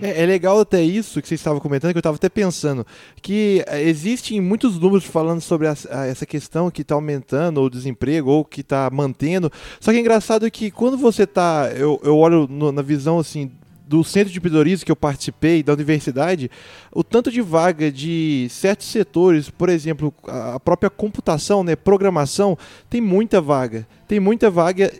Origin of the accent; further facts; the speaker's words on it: Divinópolis, Minas Gerais, Brazil; eu sou de Divinópolis e lá é uma cidade muito conhecida por vender roupa